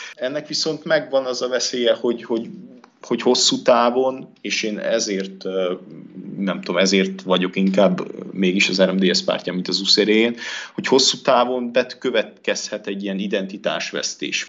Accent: Transylvania, Romania; én erdélyi vagyok

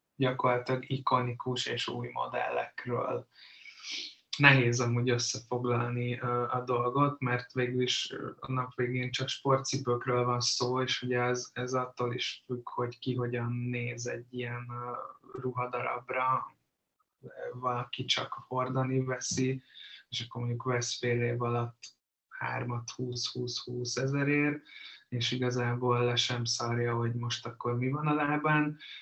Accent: Hungary; mint magyarok

